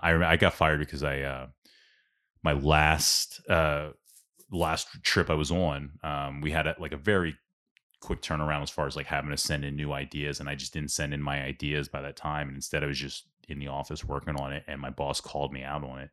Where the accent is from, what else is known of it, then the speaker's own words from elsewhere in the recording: Ambler, Pennsylvania, United States; growing up in South Ambler